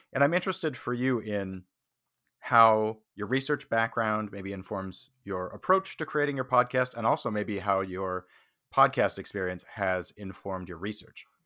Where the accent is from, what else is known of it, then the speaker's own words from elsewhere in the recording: Saskatchewan, Canada; now in Toronto, Canada; I'm originally from Saskatchewan